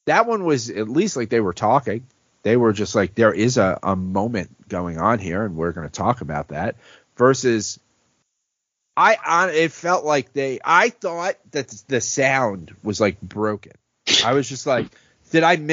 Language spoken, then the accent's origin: English; New York City, New York, United States; moved away; also born or lived in Philadelphia; growing up in the Bronx